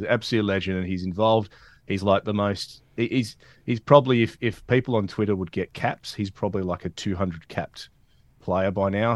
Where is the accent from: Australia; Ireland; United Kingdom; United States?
Australia; Perth, Western Australia; I'm a Perth guy. Growing up in Perth, um, played W A as a junior